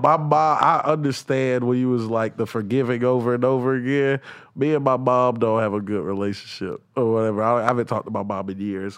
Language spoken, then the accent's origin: English; the South, United States; I'm from the South.